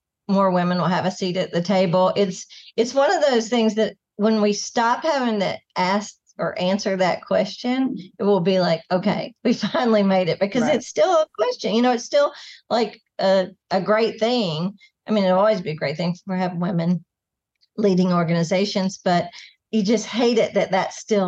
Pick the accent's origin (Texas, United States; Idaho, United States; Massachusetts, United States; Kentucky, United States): Kentucky, United States; moved away as an adult; also born or lived in Gatlinburg, Tennessee; now in Nashville, United States; I'm from Kentucky originally, but not too far from here.